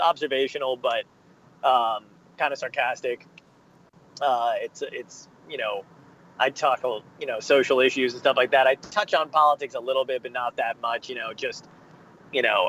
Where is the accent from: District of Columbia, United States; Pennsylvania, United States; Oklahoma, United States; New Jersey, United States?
New Jersey, United States; also born or lived in Brooklyn, New York / Arizona; I was raised primarily in New Jersey